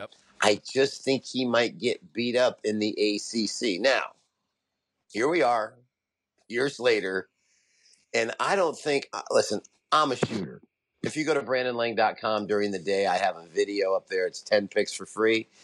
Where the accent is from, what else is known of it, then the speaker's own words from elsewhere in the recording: Las Vegas, Nevada, United States; I'm from Vegas.